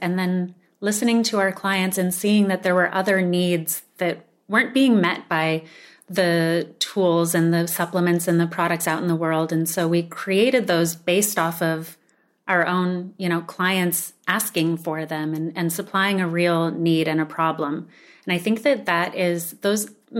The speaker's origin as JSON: {"language": "English", "town": "Sedona", "region": "Arizona", "country": "United States", "tie": "born or raised there", "said": "more ancient food philosophies that we were raised with growing up in Sedona"}